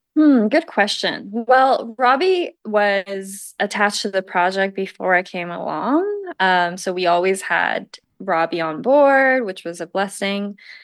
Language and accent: English; Taiwan; moved away; I'm from Taiwan